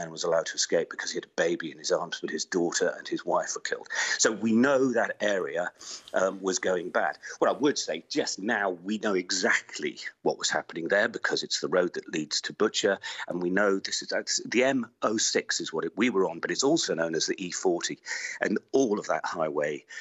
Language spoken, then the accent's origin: English; United Kingdom; We identified ourselves as British journalists